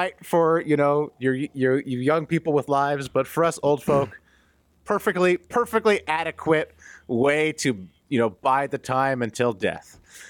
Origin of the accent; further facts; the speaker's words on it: United States; And as an American, I just assume that all of Canada is exactly the same